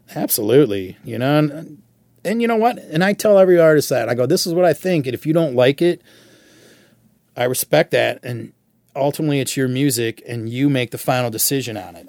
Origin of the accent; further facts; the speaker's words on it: Michigan, United States; growing up in Michigan.